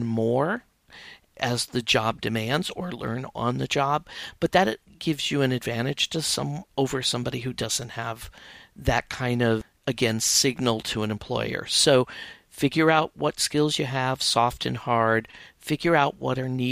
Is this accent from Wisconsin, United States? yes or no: no; outside of Chicago, Illinois, United States; I grew up outside of Chicago, went to school in Chicago, and got my first writing job there